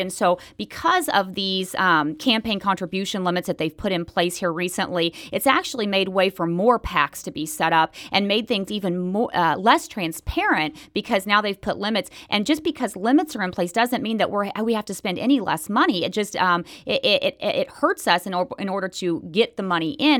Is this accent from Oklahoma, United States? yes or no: yes; Enid, Oklahoma, United States; moved away as an adult; also born or lived in Texas / Florida / Iowa; I grew up in Oklahoma